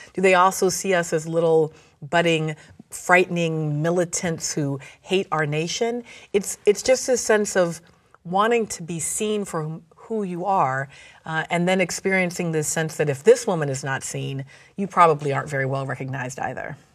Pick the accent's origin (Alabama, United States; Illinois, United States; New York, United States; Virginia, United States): Virginia, United States; now in New Orleans, United States; grew up in the American South, in Virginia.